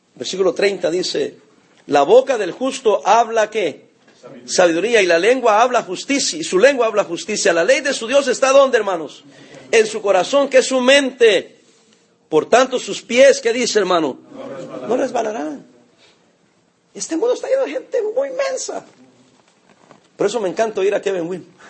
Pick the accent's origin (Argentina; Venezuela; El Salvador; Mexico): El Salvador; now in Long Beach, United States; Soy salvadoreño